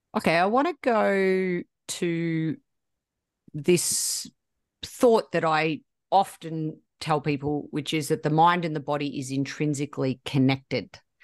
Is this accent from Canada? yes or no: no; Australia; I'm Australian